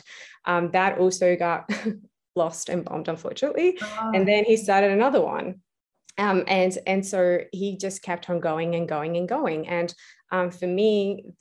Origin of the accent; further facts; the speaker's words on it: Beirut, Beirut Governorate, Lebanon; moved away as an adult; now in Australia; I was actually born and raised in Beirut, Lebanon. I moved to Australia when I was 18